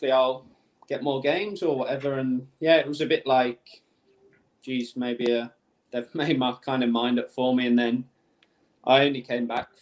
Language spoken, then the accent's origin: English; Birmingham, West Midlands, United Kingdom; I'm from Birmingham. So it was like in my hometown, home city